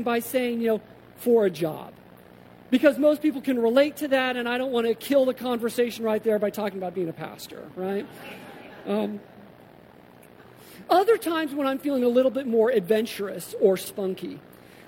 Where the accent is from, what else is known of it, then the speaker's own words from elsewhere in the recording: Colorado, United States; also born or lived in New Jersey / Massachusetts; now in Davis, United States; growing up in Colorado, spending 15 years in the Northeast, you know, 5 in a commuter community in central Jersey to Manhattan, another 10 in Massachusetts